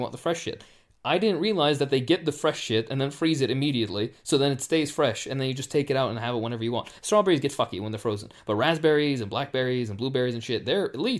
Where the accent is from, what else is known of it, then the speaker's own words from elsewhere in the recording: Chattanooga, Tennessee, United States; the important point is that I am actually originally from Chattanooga. I am born and bred in Chattanooga.